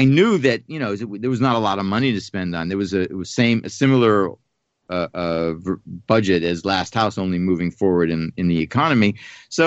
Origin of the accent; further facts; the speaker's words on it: Pittsburgh, Pennsylvania, United States; I grew up in Pittsburgh